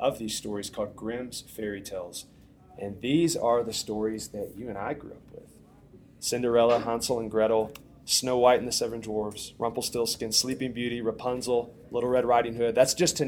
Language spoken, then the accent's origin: English; Tuscumbia, Alabama, United States; moved away; Helen Keller's from Tuscumbia, by the way, which is my hometown